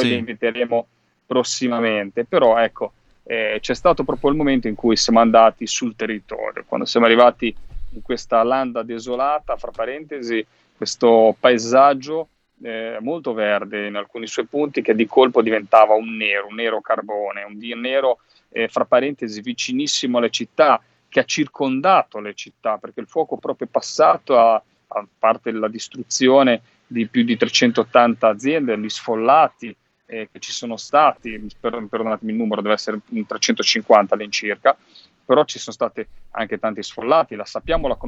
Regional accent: Liguria, Italy; Io vengo dalla Liguria, lo sapete, lo diciamo sempre

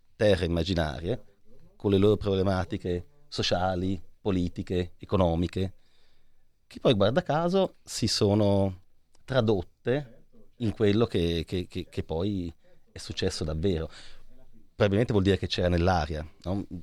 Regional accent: Lucca, Tuscany, Italy; io sono di Lucca

